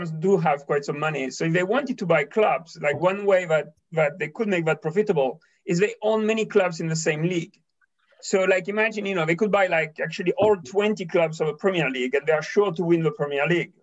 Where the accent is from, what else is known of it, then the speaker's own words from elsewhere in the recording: Toulouse, Occitania, France; my hometown, Toulouse